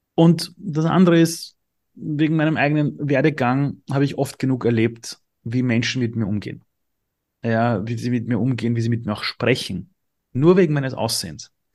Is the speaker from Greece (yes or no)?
no; Austria; also born or lived in Iran; ich bin im Flüchtlingsheim aufgewachsen, es hätte richtig schief gehen können. Gott sei Dank sind wir nach Österreich geflohen